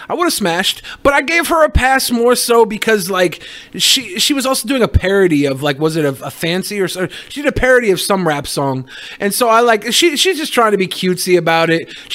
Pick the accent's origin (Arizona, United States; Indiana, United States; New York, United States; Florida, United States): Florida, United States; We're from Florida. We will survive.